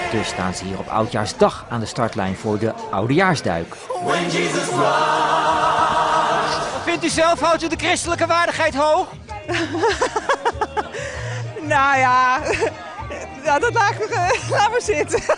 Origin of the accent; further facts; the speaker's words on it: Germany; Dutch is a second language; Ja, dat klopt. Ik kom helemaal uit Duitsland. Geboren.